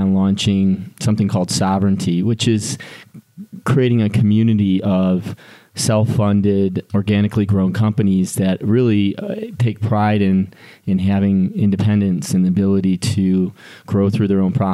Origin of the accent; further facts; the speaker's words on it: Detroit, Michigan, United States; moved away as an adult; now in Colorado, United States; Born and raised in Detroit, Michigan. Made it out to Colorado as soon after college as I could.